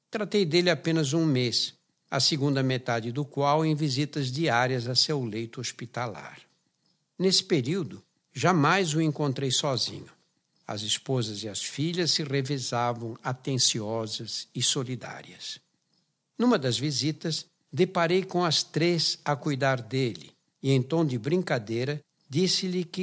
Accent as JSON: {"language": "Portuguese", "region": "São Paulo", "country": "Brazil", "tie": "born or raised there", "said": "Pessoalmente, fui marcado pela conotação dramática da morte em minha infância no Brás, habitado por imigrantes oriundos de pequenas aldeias da Itália, de Portugal e Espanha que vinham atrás de trabalho nas fábricas do bairro de São Paulo."}